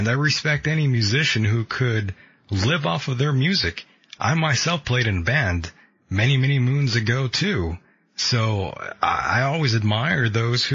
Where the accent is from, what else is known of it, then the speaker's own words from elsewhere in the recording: United States; being an American